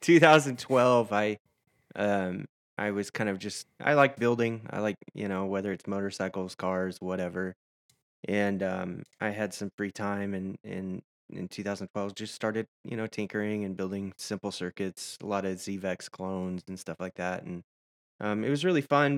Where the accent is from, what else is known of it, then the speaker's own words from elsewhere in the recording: Nashville, Tennessee, United States; moved away as an adult; also born or lived in Washington State / Arkansas / Seattle; now in San Antonio, United States; I grew up in Nashville